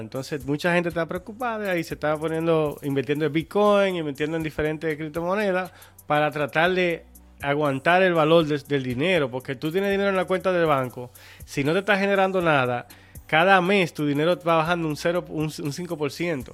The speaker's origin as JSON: {"language": "Spanish", "country": "Dominican Republic", "said": "nosotros como dominicanos"}